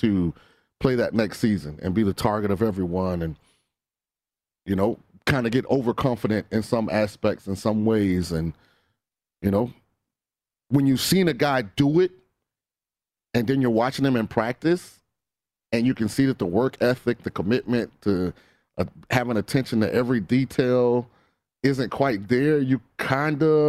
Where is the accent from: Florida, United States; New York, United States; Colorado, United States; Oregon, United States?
Florida, United States; Tampa; born or raised there